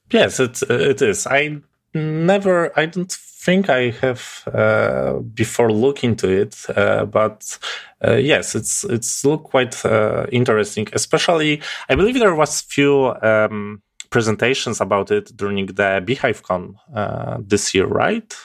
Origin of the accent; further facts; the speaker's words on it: Poland; English is a second language; I'm from Poland, so my accent may be quite, uh, different than you used to.